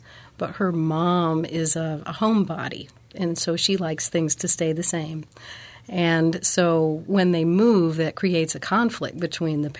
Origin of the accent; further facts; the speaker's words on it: Minnesota, United States; moved away; also born or lived in Sweden; I'm from a Scandinavian family. I was born in Minnesota